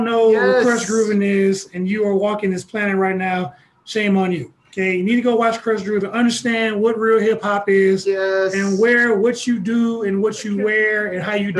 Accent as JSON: {"language": "English", "town": "Houston", "region": "Texas", "country": "United States", "tie": "born or raised there", "moved": "yes", "said": "A country kid growing up in Houston, Texas."}